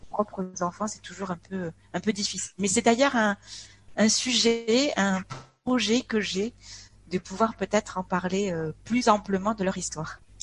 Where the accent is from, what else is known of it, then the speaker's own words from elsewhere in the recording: France; moved away as an adult; also born or lived in Ho Chi Minh City, Vietnam; je suis née en France. J'ai toujours été baignée dans cette double culture